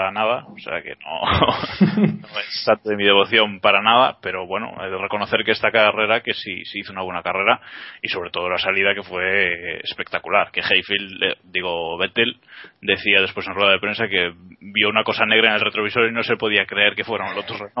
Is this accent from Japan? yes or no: yes; Japan; yo cierro los ojos, y como soy japonés